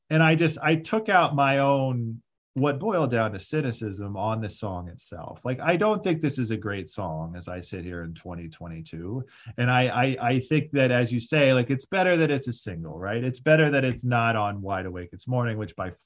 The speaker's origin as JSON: {"language": "English", "region": "Ohio", "country": "United States", "also_born_or_lived": "Columbus, Ohio / Oakland, California", "moved": "as an adult", "said": "I'm from Ohio originally, you know, and this was the first time I had moved for a job. So I am moving from Columbus, Ohio to Oakland, California."}